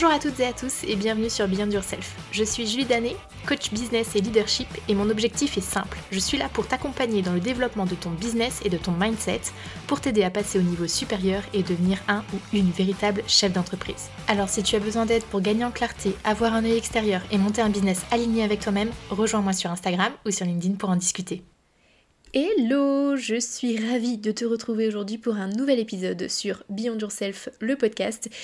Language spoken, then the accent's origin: French; Évreux, Normandy, France; moved away as an adult; also born or lived in Caen / Paris; je viens d'Evreux, pour ceux qui connaissent un petit peu la Normandie